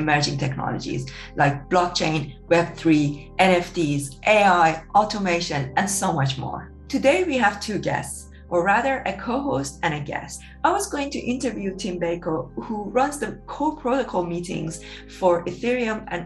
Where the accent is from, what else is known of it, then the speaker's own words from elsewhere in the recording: Iran; moved away; I grew up in Iran